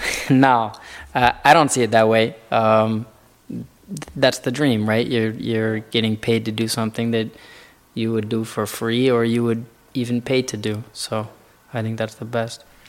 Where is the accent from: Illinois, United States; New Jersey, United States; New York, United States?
Illinois, United States; Chicago; also born or lived in Florida; now in Wellington, Florida, United States; I'm from Florida. I'm originally from Chicago.